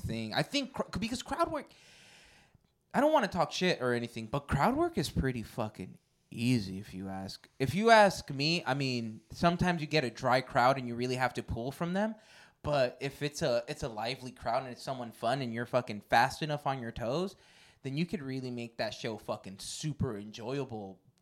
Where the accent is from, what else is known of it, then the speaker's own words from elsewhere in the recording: Porterville, California, United States; I grew up in Porterville